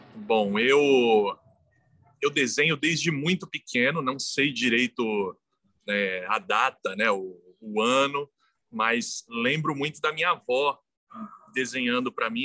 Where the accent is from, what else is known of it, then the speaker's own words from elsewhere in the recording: São Paulo, Brazil; eu nasci em São Mateus. Sou cria de São Mateus